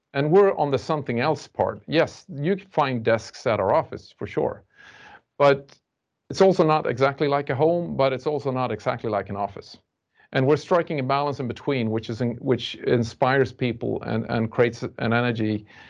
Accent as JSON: {"language": "English", "country": "Sweden", "said": "we're from Sweden and we do it in our culture"}